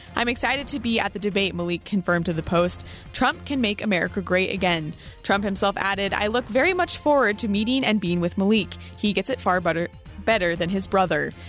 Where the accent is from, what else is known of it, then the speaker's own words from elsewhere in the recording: Arizona, United States; close to my hometown in Arizona